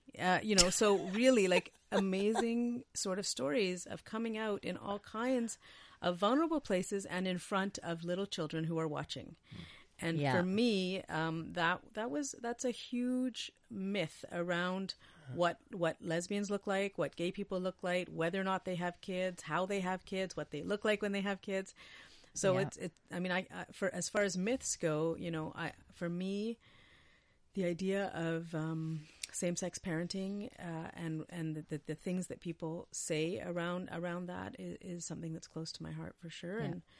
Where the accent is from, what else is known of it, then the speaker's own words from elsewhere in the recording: Winnipeg, Manitoba, Canada; I'm from Winnipeg.